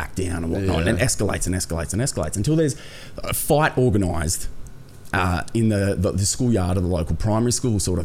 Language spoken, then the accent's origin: English; Wollongong, New South Wales, Australia; also born or lived in Coffs Harbour; I grew up personally, like, in the south of Sydney, in Wollongong sort of area